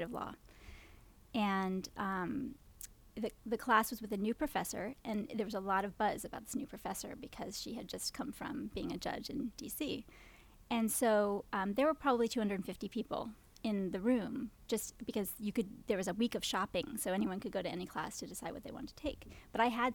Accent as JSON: {"language": "English", "town": "Norwich", "region": "Vermont", "country": "United States", "tie": "born or raised there", "moved": "as an adult", "lives_now": "Williamsburg, United States", "said": "I'm a native Vermonter"}